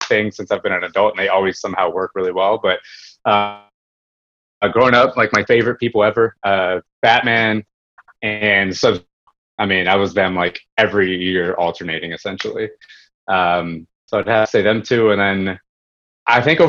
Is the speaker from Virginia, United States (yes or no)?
yes; Woodbridge, Virginia, United States; growing up in Woodbridge